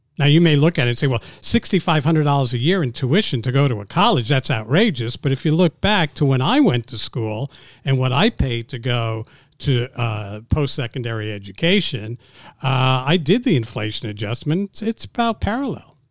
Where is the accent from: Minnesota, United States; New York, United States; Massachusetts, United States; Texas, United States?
New York, United States; New York City; also born or lived in Montreal, Canada; I was born in Montreal. I grew up in New York City